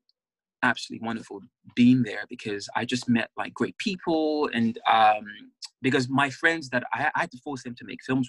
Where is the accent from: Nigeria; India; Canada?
Nigeria; now in England; being a Nigerian man in England